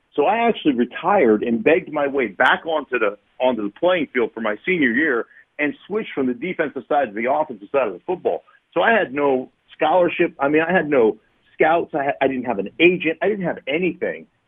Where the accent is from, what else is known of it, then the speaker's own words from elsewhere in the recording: Alaska, United States; moved away as an adult; also born or lived in Idaho; I loved growing up in Alaska